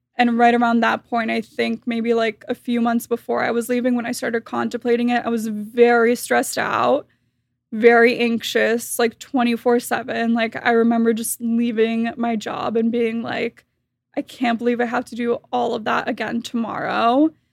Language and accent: English; Miami, Florida, United States; I was born and raised in Miami, Florida